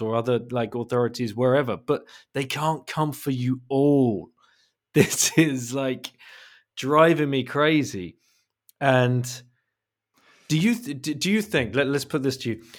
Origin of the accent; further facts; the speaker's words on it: England, United Kingdom; I'm an English guy